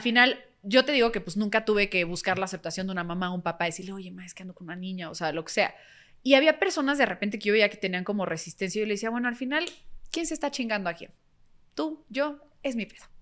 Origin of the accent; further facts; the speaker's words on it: Mexico; como mexicanos